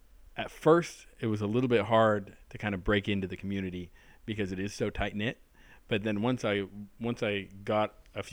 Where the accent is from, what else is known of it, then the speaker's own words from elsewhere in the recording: Southern California, United States; now in Pittsburgh, United States; growing up in Southern California